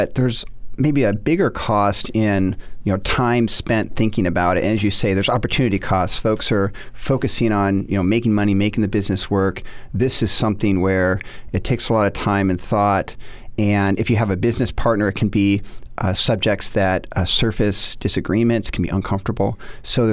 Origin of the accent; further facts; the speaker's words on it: Seattle, Washington, United States; moved away as an adult; also born or lived in Notre Dame, Indiana; I grew up in Seattle, went to Notre Dame undergraduate